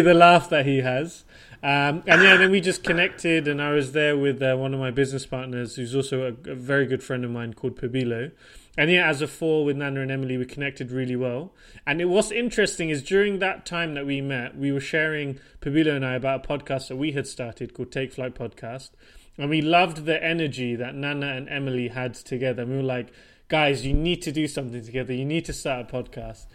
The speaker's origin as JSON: {"language": "English", "town": "Portsmouth", "region": "South East England", "country": "United Kingdom", "tie": "born or raised there", "also_born_or_lived": "London / Switzerland / Denmark / Japan", "moved": "as an adult", "lives_now": "Stockholm, Sweden", "said": "I was born and raised and grew up in the south coast of, of the UK in a city called Portsmouth"}